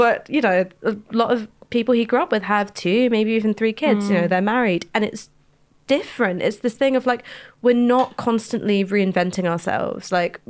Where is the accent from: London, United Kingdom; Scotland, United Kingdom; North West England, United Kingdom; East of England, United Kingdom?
London, United Kingdom; And I grew up in London, so I have no idea what it's like to be like you little country mice.